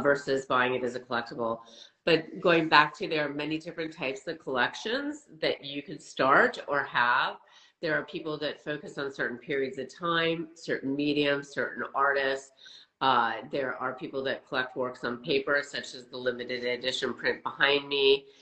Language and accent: English; Wisconsin, United States; moved away as an adult; also born or lived in Boston, United States; now in Los Angeles, United States; I grew up in the Midwest and uh, went to school in the East Coast